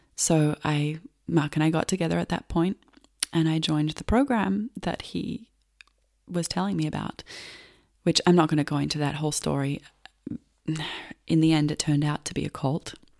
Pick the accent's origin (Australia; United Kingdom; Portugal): Australia; Melbourne, Victoria; I grew up in Australia, in Melbourne